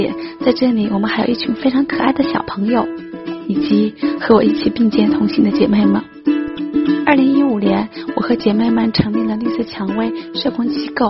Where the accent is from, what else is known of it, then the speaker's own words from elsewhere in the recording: Gansu, China; moved away as an adult; now in Shenzhen, China; 我是甘肃人，来深圳已经有十三年了。